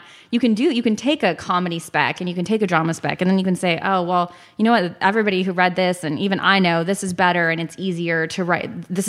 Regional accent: Texas, United States; growing up in Texas

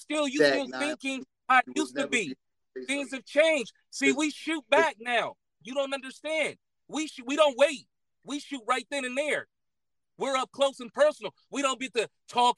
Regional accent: Los Angeles, California, United States; I grew up in South Central

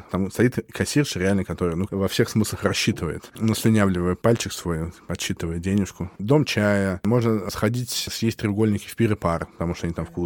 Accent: Russia; я как бы как татарин совсем не татарин, понимаешь? То есть у, у меня во мне культура татарская очень мало, если быть честным. То есть я очень плохо говорю по-татарски, хотя я все понимаю как собака.

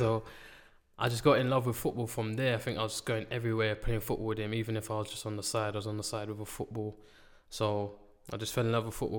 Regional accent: London, United Kingdom; named Riano, St. Raph's Estate.

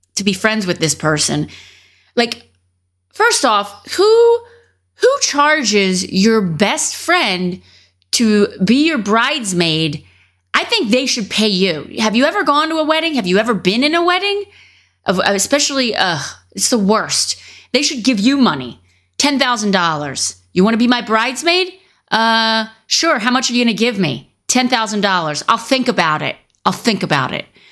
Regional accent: Philadelphia, Pennsylvania, United States; I'm from the Philadelphia region

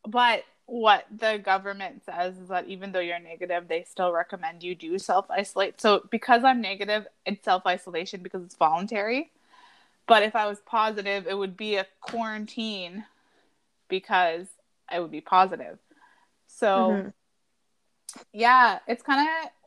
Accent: Garden River First Nation, Ontario, Canada; now in Toronto, Canada; I currently live in Toronto, and I'm from Garden River First Nation

